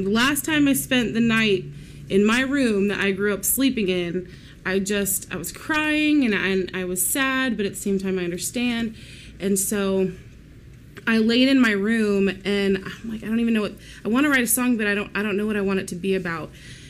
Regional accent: Katy, Texas, United States; also born or lived in Houston, Texas; Born in Houston, moved to Katy when I was almost 7 years old.

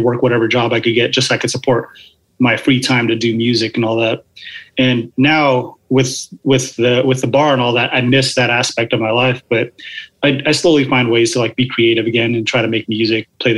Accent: Atlanta, Georgia, United States; also born or lived in Seattle; So I was born in Seattle. And then after a couple of years, my parents moved to Georgia because my dad couldn't handle how cold it was up here. So they moved down to Atlanta to be with my dad's side of the family.

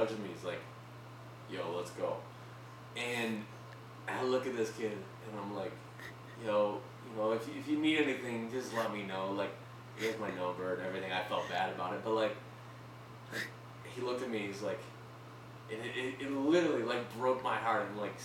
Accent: United States; I'm from the States

